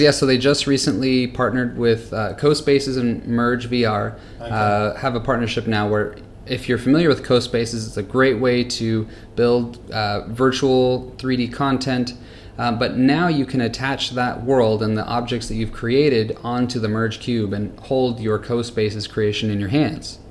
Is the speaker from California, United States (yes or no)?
yes; California, United States; moved away as an adult; now in Singapore; I'm originally from California